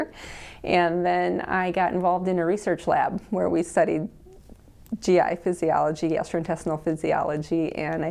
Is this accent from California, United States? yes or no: no; Colman, South Dakota, United States; also born or lived in Omaha, Nebraska; now in Dakota Dunes, United States; I am originally from Coleman, South Dakota, and where my parents still live